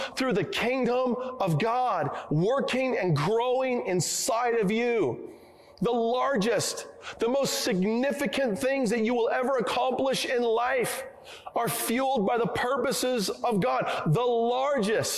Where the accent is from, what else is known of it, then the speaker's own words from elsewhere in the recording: Oregon, United States; I come from the Northwest. I come from Oregon, where we have lots of trees